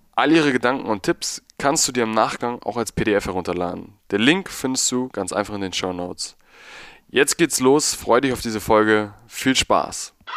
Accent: Hamburg, Germany; ich komme irgendwie aus Hamburg

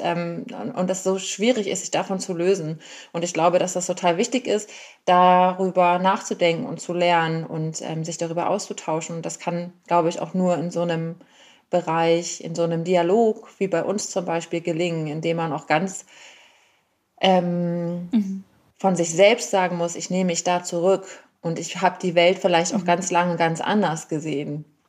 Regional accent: Germany; now in Berlin, Germany; ich bin eine weiße äh, Frau, die in Deutschland geboren ist

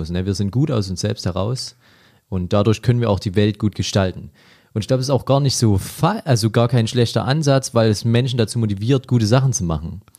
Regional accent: Ore Mountains, Saxony, Germany; Ich komme aus dem Erzgebirge, das ist also ja, weihnachtlicher

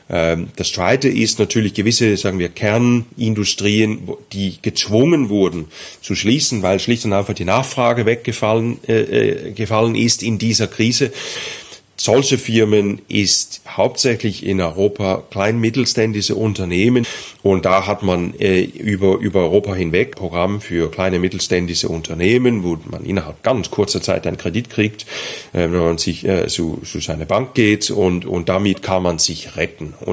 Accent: Denmark; German is a second language; Ich bin Däne.

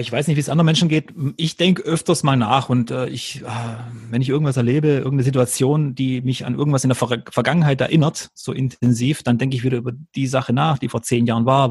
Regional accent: Freudenstadt, Baden-Württemberg, Germany; dann ist nicht zu Hause irgendein Dorf in Kroatien, sondern dann ist es Freudenstadt im Schwarzwald, was übrigens in Württemberg liegt und nicht in Baden.

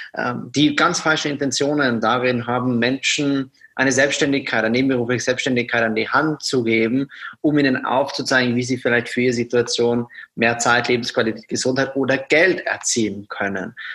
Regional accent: Austria; moved away as an adult; now in Germany; Aufgewachsen bin ich in Österreich

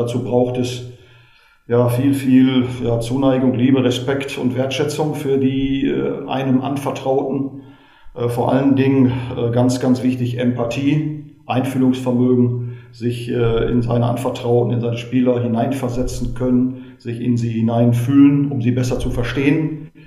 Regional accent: Westerkappeln, North Rhine-Westphalia, Germany; also born or lived in Gelsenkirchen; Äh, Sie müssen wissen, dass ich äh, gebürtiger Gelsenkirchener bin und durch den Beruf meines Vaters dann ab dem neunten Lebensjahr in Westerkappeln bei Osnabrück gelebt habe, da auch angefangen bin, Fußball zu spielen.

